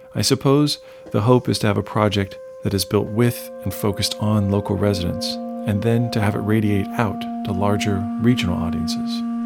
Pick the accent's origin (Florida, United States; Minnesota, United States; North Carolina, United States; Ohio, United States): Ohio, United States; Columbus; I grew up and I live in Columbus, an hour north of Appalachian, Ohio